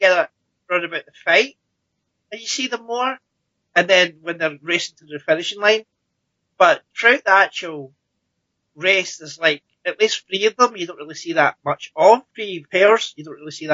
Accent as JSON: {"language": "English", "region": "Scotland", "country": "United Kingdom", "said": "I'm Scottish."}